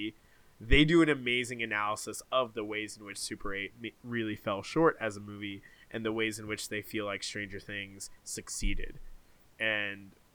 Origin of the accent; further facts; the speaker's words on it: Toronto, Ontario, Canada; Toronto, my hometown